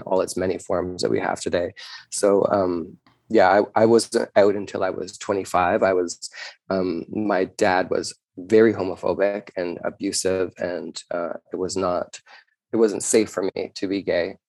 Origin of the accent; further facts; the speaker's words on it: Canada; being a Canadian